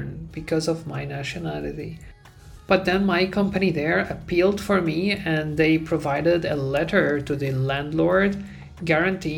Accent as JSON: {"language": "English", "country": "Syria", "moved": "yes", "lives_now": "Europe", "said": "I'm from Syria"}